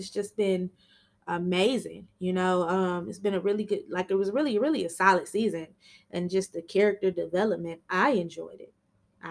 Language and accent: English; Michigan, United States; I'm from Michigan